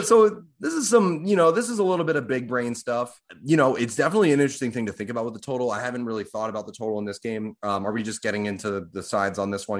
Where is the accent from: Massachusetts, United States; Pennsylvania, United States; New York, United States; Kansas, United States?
Massachusetts, United States; Boston; I'm from Boston